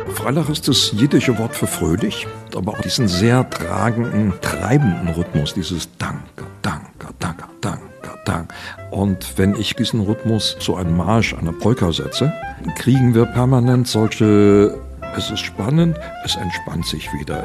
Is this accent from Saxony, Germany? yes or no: no; Saarland, Germany; Im Saarland, wo ich herkomme